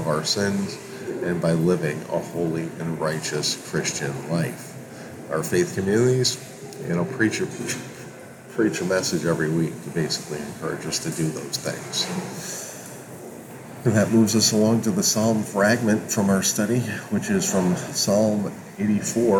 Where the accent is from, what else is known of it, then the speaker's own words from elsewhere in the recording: Hudson, New York, United States; I spent most of my childhood on Sundays or Saturday afternoons going to our local Roman Catholic Church, St. Mary's in Hudson, New York